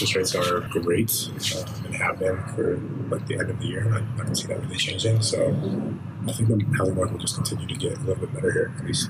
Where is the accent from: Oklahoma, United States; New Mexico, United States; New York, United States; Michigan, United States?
New Mexico, United States; Albuquerque; I grew up near Knob Hill.